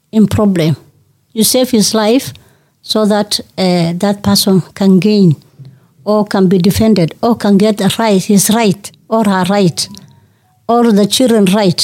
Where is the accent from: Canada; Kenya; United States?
Kenya; northern Kenya; I come from Northern Kenya